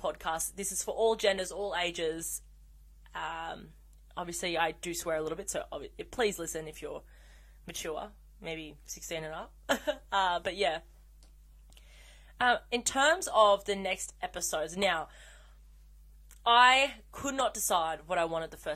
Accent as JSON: {"language": "English", "country": "Australia", "said": "I'm Australian"}